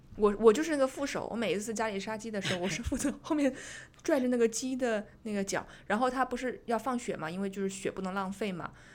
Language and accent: Chinese; Zhejiang, China; 因为我是浙江人嘛，然后我们那儿也有马兰头的